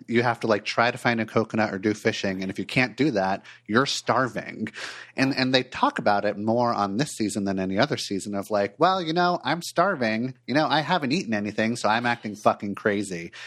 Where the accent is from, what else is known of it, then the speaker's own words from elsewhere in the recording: Los Angeles, California, United States; moved away as an adult; also born or lived in Portland, Oregon; I grew up in Los Angeles, and then when I was twenty-four years old, I made a big change and moved to Portland, Oregon